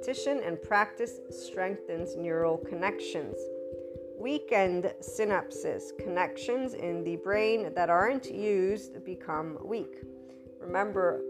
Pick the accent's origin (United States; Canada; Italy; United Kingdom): Italy; Naples, Campania; we're also Neapolitans from Italy